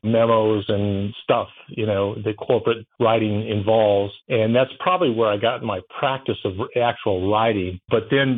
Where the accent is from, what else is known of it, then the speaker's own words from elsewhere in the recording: Denver, Colorado, United States; moved away as an adult; now in Baton Rouge, United States; I was born and raised in Denver, Colorado, and then I moved to Louisiana to play college football